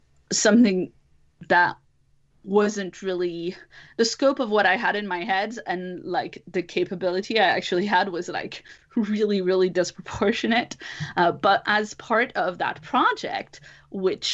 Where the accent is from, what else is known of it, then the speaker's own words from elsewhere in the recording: France; English is a second language; moved away; I'm originally from France and I'm a second language speaker